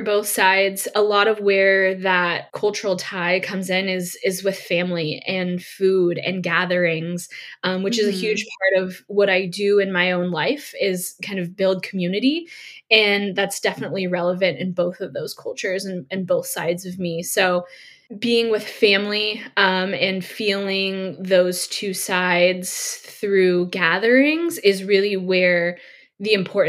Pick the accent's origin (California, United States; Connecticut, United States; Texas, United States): California, United States; Sonoma County, Bay Area; moved away as an adult; now in Sacramento, United States; I grew up in the Bay Area, like you said, Bay Area native, born and raised, but I recently moved to Sacramento, California, so just a little way up the road.